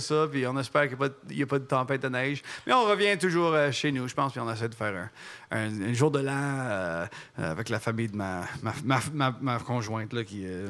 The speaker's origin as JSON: {"language": "French", "region": "Ontario", "country": "Canada", "tie": "born or raised there", "said": "j'ai grandi en Ontario"}